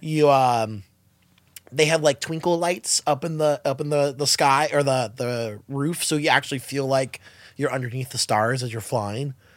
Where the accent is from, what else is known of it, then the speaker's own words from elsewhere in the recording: Los Angeles or Southern California, United States; We're all from L A or SoCal